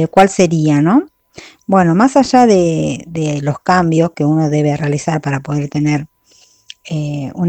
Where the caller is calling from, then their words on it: Claypole, Buenos Aires Province, Argentina; de Claypole y bueno, eh, quiero participar de la consigna de esta semana